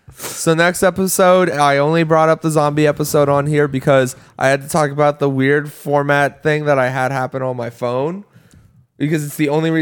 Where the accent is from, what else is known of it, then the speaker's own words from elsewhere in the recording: United States; as an American